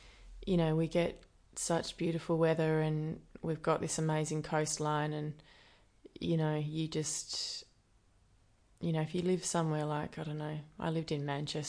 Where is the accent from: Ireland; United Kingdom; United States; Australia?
Australia; Perth, Western Australia; also born or lived in New Zealand; So I was born in Perth, and my mum, I lived here with my mum, and my dad lived mostly in New Zealand, so I sort of went back and forth through high school.